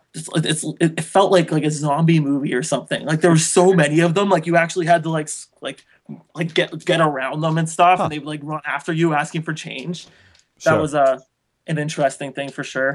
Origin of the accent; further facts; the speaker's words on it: Canada; I'm Canadian